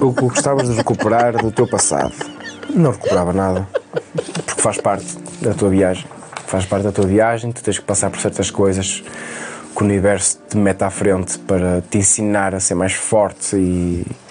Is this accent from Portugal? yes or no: yes; Vairão, Norte, Portugal; now in Trofa, Portugal; Eu já estava na trofa a morar e apareceu-me em Vairão, na minha terra natal